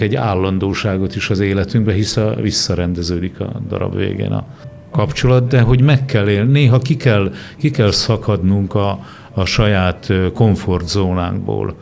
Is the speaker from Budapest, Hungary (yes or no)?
no; Borsod-Abaúj-Zemplén, Hungary; egy kicsi faluban születtem Borsod megyében